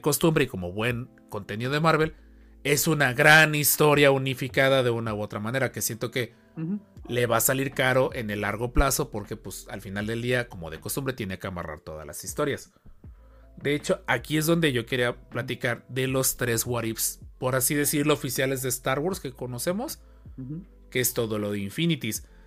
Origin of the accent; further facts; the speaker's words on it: Xalapa, Veracruz, Mexico; Los que somos de Jalapa